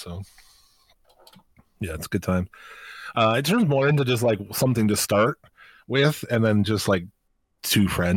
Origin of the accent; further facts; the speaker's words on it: United States; I'm American